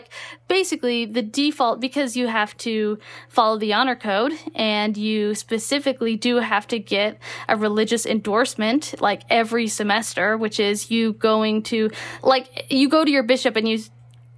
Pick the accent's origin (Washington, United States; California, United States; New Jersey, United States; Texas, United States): Texas, United States; moved away; also born or lived in Utah; I grew up in Texas.